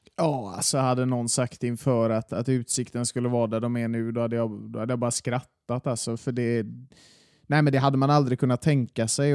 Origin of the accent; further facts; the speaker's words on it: Gothenburg, Västra Götaland, Sweden; jag är från Masthugget